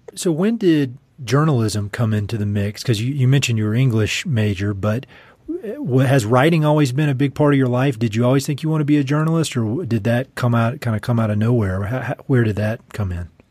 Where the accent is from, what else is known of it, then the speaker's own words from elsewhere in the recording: North Carolina, United States; moved away; I'm from North Carolina, you know, Tobacco Central